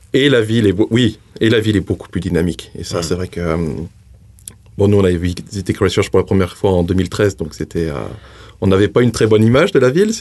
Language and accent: French; Haute-Loire, Auvergne-Rhône-Alpes, France; moved away as an adult; now in New Zealand; J'ai grandi, en plus, je viens de Haute-Loire.